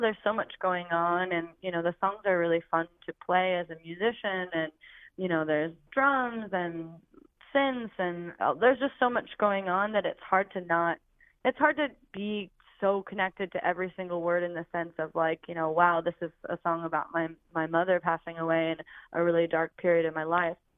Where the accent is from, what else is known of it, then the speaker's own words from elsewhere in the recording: Oregon, United States; now in Philadelphia, United States; I'm from Oregon originally